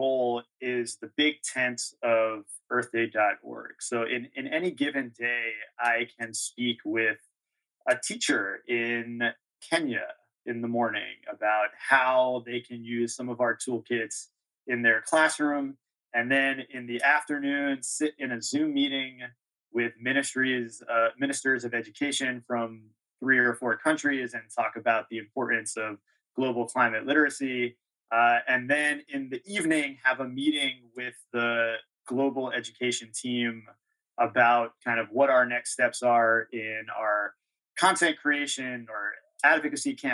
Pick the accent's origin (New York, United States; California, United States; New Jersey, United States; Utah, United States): New York, United States; Long Island; also born or lived in Red Hook, New York; I grew up on Long Island